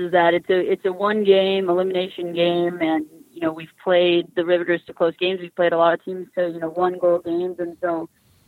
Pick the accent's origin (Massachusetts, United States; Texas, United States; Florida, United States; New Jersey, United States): Massachusetts, United States; Cape Cod; now in Boston, United States; I grew up in Cape Cod, so, you know, I was on the Cape Cod hockey team